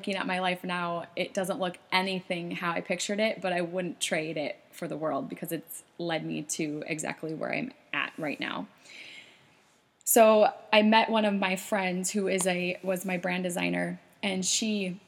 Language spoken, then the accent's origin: English; South Dakota, United States; now in Minnesota, United States; I moved up here, back in 2004 from South Dakota, small town.